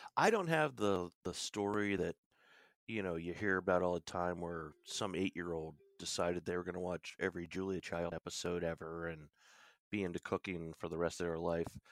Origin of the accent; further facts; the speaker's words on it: Williamsport, Pennsylvania, United States; moved away as an adult; also born or lived in Boston / Nantucket / New York City / Florida; I'm in the Williamsport, Pennsylvania area, which is northern central Pennsylvania, uh, we're the home of Little League Baseball. This is kinda where I grew up.